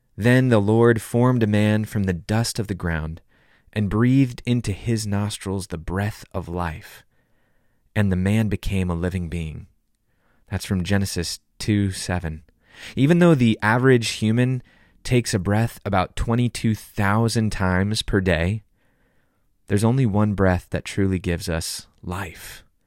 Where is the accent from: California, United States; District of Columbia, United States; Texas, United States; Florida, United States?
California, United States; Southern; When I was a kid growing up in Southern California, I'd go body surfing in Malibu every summer